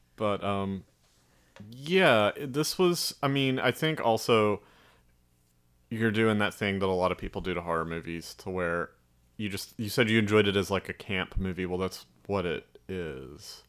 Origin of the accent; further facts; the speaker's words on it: Alabama, United States; accent: Southern drawl; I'm from Alabama, they're like, "You don't sound like it."